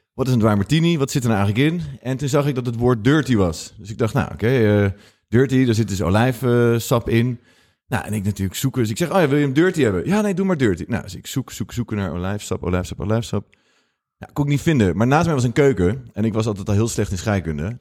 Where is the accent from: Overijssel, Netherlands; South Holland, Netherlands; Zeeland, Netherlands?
South Holland, Netherlands; Rotterdam; moved away as an adult; also born or lived in Amsterdam; ik kom uit Rotterdam